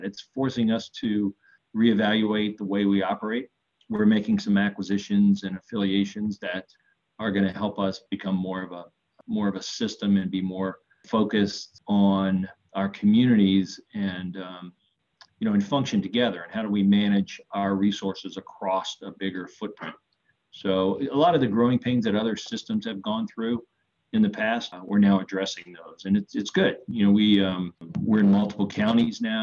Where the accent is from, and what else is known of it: New Orleans, Louisiana, United States; born or raised there